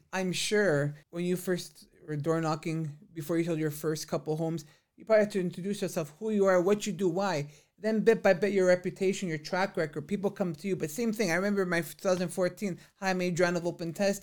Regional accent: Vaughan, Ontario, Canada; growing up in Vaughan has been a blessing of my life.

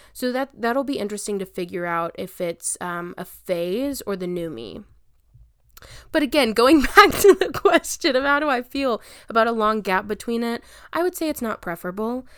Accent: Albany, Texas, United States; also born or lived in Dallas, Texas / Lubbock, Texas; I'm back in my hometown of Albany, Texas

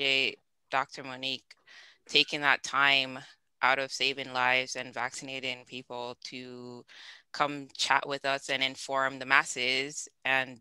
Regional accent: Jamaica; moved away; I'm raised Jamaican

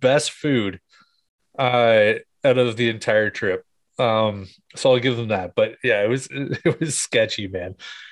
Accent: Ontario, Canada; moved away as an adult; now in Calgary, Canada; I'm originally from Ontario. And thankfully, I am now out in Alberta. I just moved to Calgary.

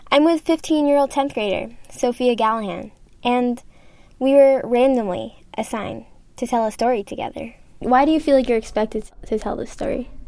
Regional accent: Kuwait; I'm from Kuwait.

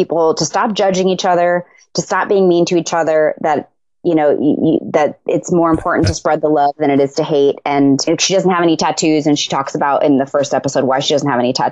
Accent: Tucson, Arizona, United States; moved away; I was raised in Tucson and I'm Mexican and Native American

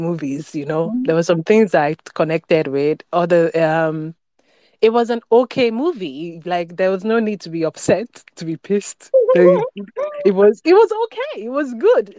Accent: Nigeria; as a Nigerian

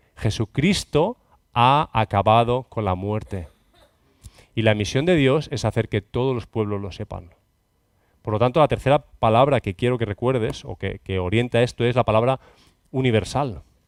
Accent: Catalonia, Spain; Cataluña, bueno, mi tierra

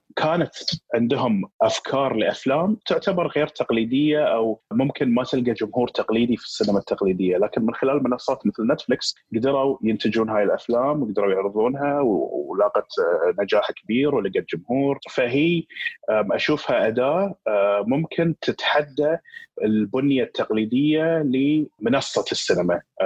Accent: Qatar; عندنا في قطر

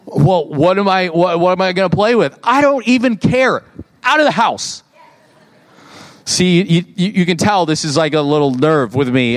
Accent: Fenton, United States; moved away; also born or lived in Oklahoma; I grew up in Fenton and now we're, you know, in Oklahoma

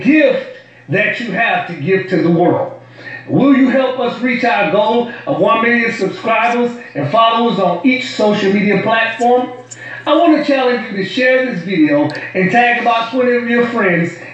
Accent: New Orleans, Louisiana, United States; accent: New Orleans; my New Orleans accent

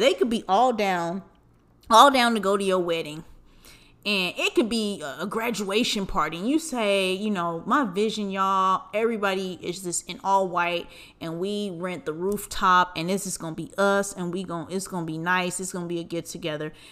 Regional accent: Southern California, United States; we grew up in Southern California

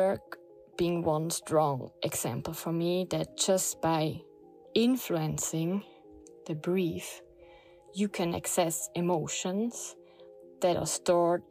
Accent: Switzerland; now in Portugal; I grew up in Switzerland

